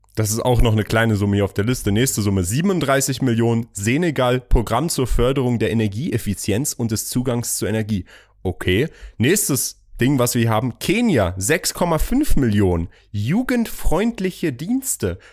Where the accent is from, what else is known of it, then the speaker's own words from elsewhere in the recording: Germany; moved away as an adult; also born or lived in Iran; now in United Arab Emirates; ich bin Iraner, aber in Deutschland aufgewachsen, wohne jetzt hier da.